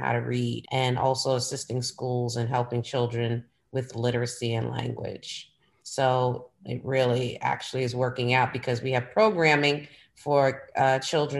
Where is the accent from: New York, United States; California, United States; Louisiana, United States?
New York, United States; New York City; now in Philadelphia, United States; I'm from New York, honey. I'm from Brooklyn, New York